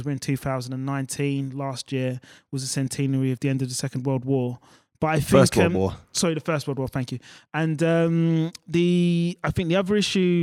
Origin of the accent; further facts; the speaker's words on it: England, United Kingdom; as an English person